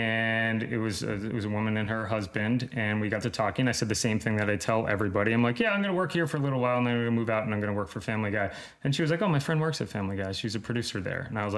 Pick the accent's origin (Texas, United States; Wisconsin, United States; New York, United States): New York, United States; Long Island; moved away as an adult; now in Los Angeles, United States; because we're both from Long Island.